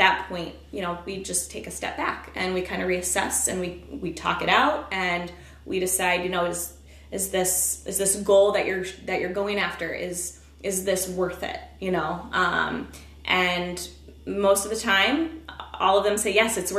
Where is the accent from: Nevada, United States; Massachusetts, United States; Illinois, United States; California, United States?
Illinois, United States; Peoria; I grew up in Peoria